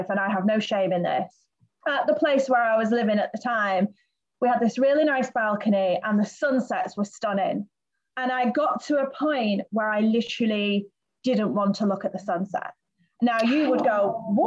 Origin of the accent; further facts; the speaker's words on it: United Kingdom; moved away as an adult; now in Gran Canaria, Spain; I'm from Britain